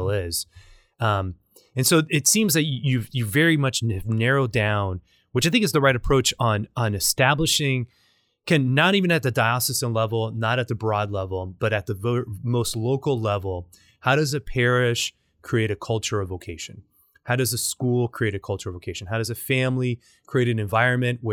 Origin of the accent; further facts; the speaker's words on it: Nicaragua; now in Louisiana, United States; I'm from Nicaragua. I'm Hispanic